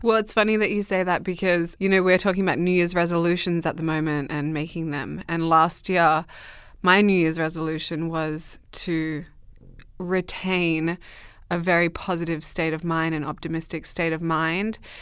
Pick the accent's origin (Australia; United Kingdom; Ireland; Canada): Australia; moved away; also born or lived in Dubbo, New South Wales; I grew up in Australia, in the middle of Western Australia.